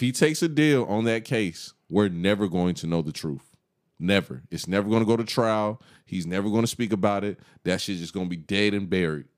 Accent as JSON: {"language": "English", "country": "United States", "said": "I'm real big on being an American"}